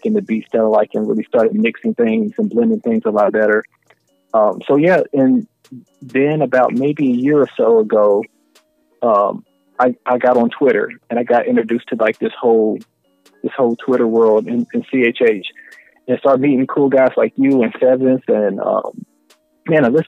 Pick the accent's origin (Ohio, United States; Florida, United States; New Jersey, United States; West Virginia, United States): Ohio, United States; Cincinnati; also born or lived in Spartanburg, South Carolina; now in Dallas, United States; I grew up there in Cincinnati, ended up being down in Spartanburg, South Carolina, back up to Cincinnati. Now I'm in North Dallas